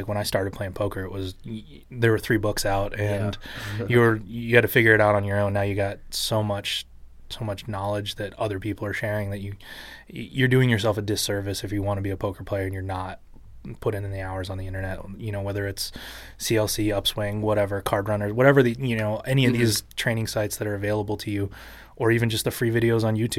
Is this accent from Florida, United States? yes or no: no; Santa Barbara, California, United States; also born or lived in Doylestown, Pennsylvania; My family moved to Santa Barbara when I was two and a half years old. {S3} Okay. {S2} And that's where I grew up.